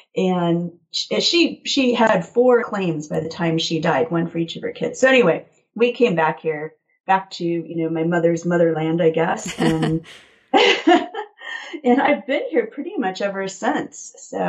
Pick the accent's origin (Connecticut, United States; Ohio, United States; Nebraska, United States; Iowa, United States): Nebraska, United States; born or raised there; also born or lived in Blacksburg, Virginia / Roanoke, Virginia